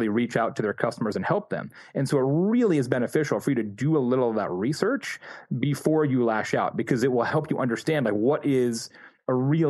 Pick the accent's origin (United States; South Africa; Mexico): United States; Midwest; I was born in the Midwest